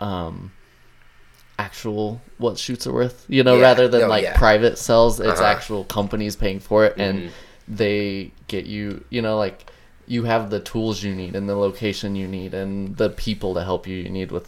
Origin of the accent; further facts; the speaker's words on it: Nephi, Utah, United States; I was raised in Nephi. It's a little small 5,000 person town.